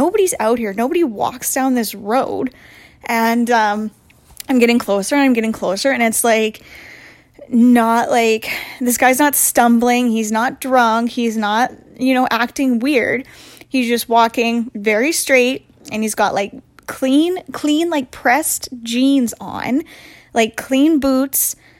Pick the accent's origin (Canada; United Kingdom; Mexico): Canada; Portage la Prairie, Manitoba; I'm from Portage la Prairie in Manitoba